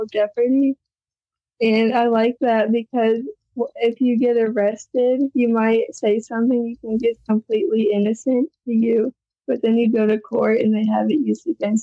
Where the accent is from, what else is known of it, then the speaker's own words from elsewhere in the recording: Danvers, Illinois, United States; I grew up in Danvers, Illinois, and born and raised there